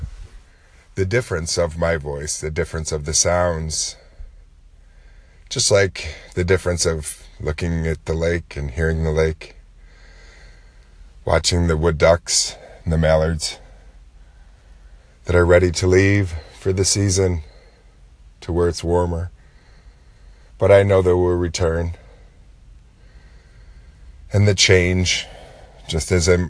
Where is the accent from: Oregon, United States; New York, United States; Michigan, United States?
New York, United States; Lake Ontario, by historic Fort Ontario; so you can just enjoy the sounds of the lake in my hometown